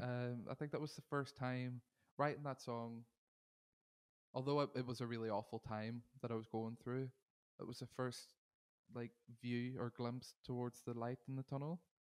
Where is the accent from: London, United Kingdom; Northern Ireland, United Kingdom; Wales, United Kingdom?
Northern Ireland, United Kingdom; Derry; now in Manchester, United Kingdom; I am originally from Derry in Ireland. I'm now based in Manchester in the U K.